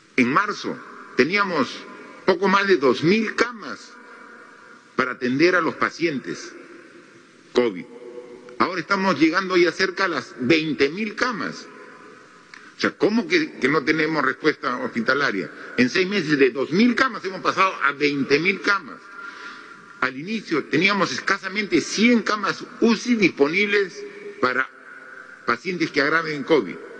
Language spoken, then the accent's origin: Spanish; Moquegua, Peru; yo soy de Moquegua